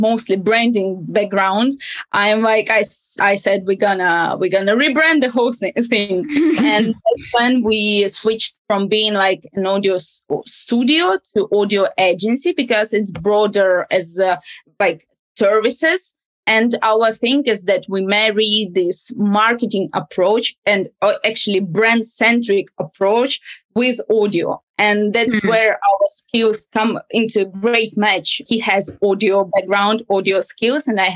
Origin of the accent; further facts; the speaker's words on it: Odesa, Odesa Oblast, Ukraine; I'm actually from Odesa